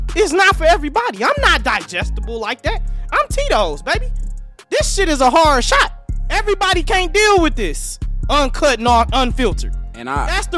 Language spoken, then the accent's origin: English; Detroit, Michigan, United States; I grew up on Finkel and Livernois